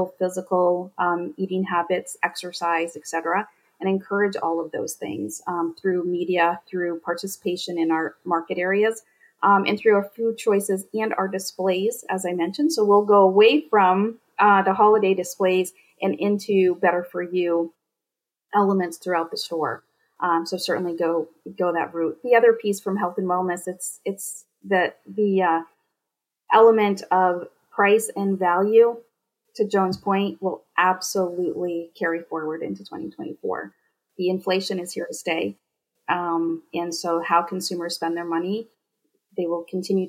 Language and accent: English; Northern Maine, United States; I grew up in Northern Maine on a potato farm